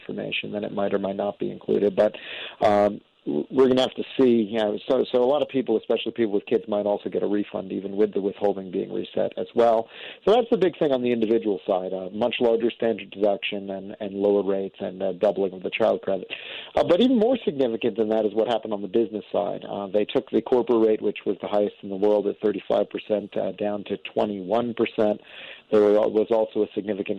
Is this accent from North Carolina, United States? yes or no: no; New York, United States; now in Washington, D.C., United States; I grew up in New York